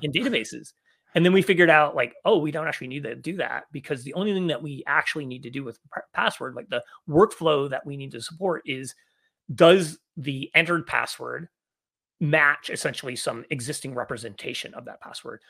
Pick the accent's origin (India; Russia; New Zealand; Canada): Canada; moved away as an adult; also born or lived in Victoria, Canada; now in San Francisco Bay Area, United States; I grew up in Canada, uh, but I've been living in the United States now in the San Francisco Bay Area for about thirteen years